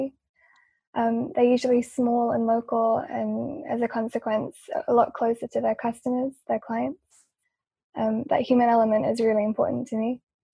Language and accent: English; London, United Kingdom; I was born here in London, but my family is from Kosovo